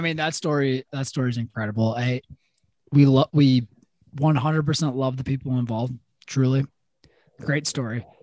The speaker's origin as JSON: {"language": "English", "town": "Madison", "region": "Wisconsin", "country": "United States", "tie": "born or raised there", "also_born_or_lived": "Milwaukee", "said": "growing up in Madison or even like Milwaukee"}